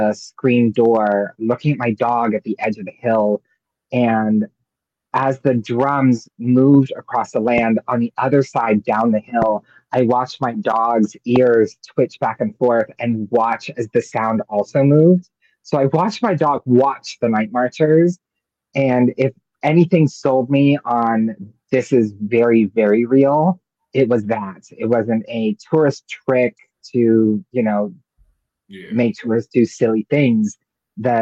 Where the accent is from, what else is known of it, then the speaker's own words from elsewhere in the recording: Hawaii, United States; moved away; My ancestry is North African, Sicilian, and German, but I was raised in Hawaii